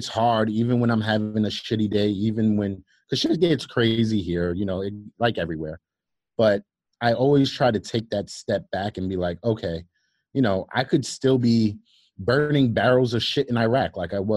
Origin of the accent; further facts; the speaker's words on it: New York City, New York, United States; growing up in Brooklyn